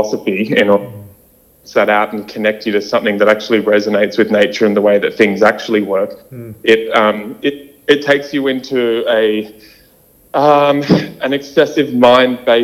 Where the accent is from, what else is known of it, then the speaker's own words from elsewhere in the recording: Sydney, New South Wales, Australia; I was born and raised in Sydney.